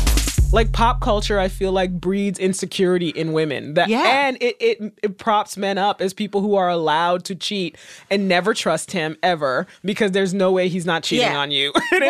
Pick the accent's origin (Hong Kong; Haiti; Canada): Haiti; now in United States; I'm an immigrant. I was born in Haiti